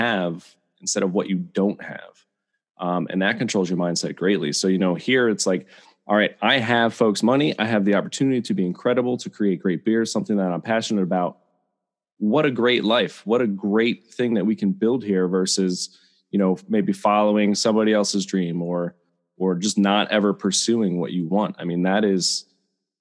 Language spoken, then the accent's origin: English; Bethlehem, Pennsylvania, United States; I grew up in the Lehigh Valley, so I'm a Bethlehem guy